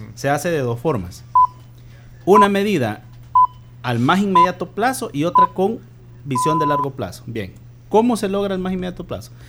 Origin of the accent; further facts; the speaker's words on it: El Salvador; como salvadoreño